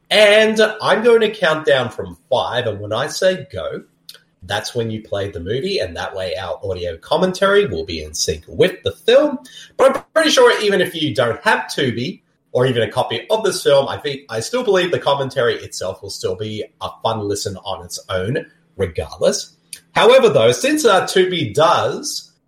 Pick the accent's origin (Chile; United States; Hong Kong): United States; Texas; accent: Boston; I'm from Texas and I got a Boston accent.